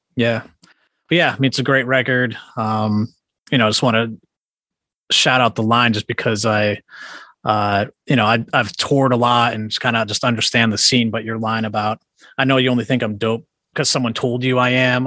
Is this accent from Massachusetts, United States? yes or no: yes; Worcester, Massachusetts, United States; I grew up outside of Worcester, like suburb yeah. of Worcester